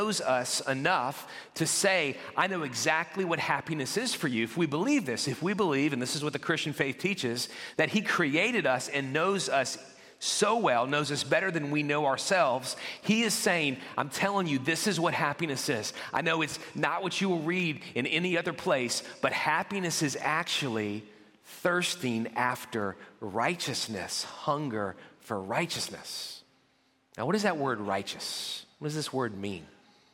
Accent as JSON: {"language": "English", "town": "New Orleans", "region": "Louisiana", "country": "United States", "tie": "born or raised there", "said": "I grew up in the New Orleans area"}